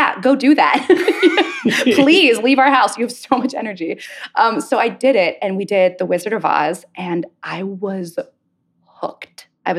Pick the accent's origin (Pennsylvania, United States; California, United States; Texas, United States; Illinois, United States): Pennsylvania, United States; Pittsburgh; I grew up in Pittsburgh, in the Berg.